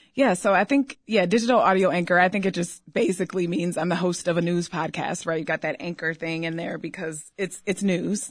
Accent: Detroit, Michigan, United States; moved away as an adult; also born or lived in Ann Arbor, Michigan; now in Chicago, United States; I'm from Detroit

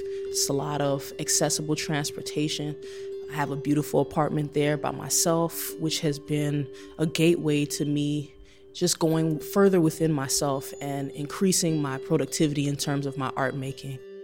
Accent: Chicago, Illinois, United States; It's been such a difficult ride transforming in my hometown

